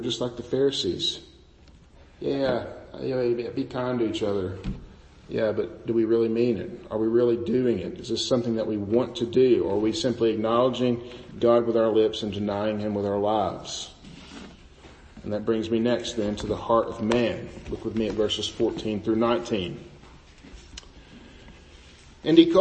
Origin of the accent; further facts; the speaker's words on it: United States; our traditions as American Christians